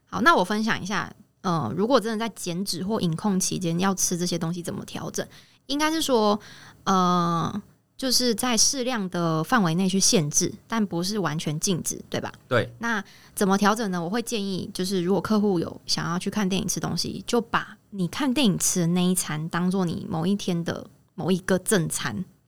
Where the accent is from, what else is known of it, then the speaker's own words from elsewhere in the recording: Taichung, Taiwan; 我是台中人